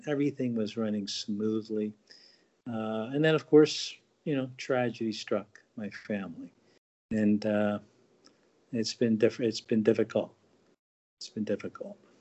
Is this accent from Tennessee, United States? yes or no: no; New Jersey, United States; also born or lived in Marshall Islands; I've been New Jersey born and raised all my life, other than you know a year in the uh, Marshall Islands.